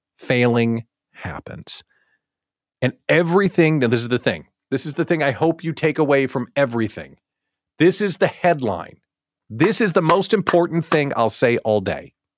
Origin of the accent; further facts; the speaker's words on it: Chicago, Illinois, United States; I'm from Chicagoland.